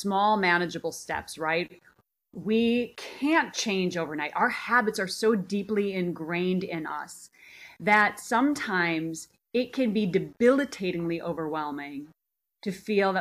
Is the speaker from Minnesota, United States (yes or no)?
yes; Minnesota, United States; moved away as an adult; now in Los Angeles, United States; I grew up in Minnesota, land of the cow